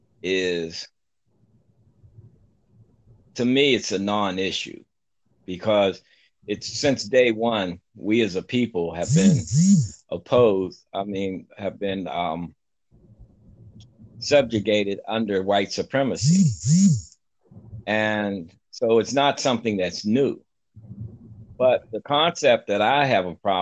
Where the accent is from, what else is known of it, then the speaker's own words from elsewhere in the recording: Pittsburgh, Pennsylvania, United States; also born or lived in Greensboro, North Carolina; I'm a 66-year-old black male, born and raised in Pittsburgh, Pennsylvania.